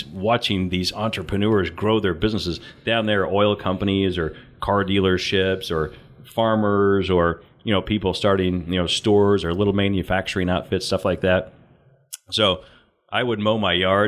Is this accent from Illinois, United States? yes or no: yes; Mount Carmel, Illinois, United States; moved away as an adult; also born or lived in Tennessee; I was born and raised in Southern Illinois, a little town called Mount Carmel